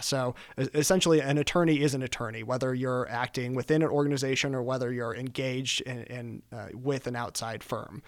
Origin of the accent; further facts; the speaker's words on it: Billings, Montana, United States; moved away as an adult; now in Denver, United States; I am originally from Billings, Montana. I grew up in Billings, Montana.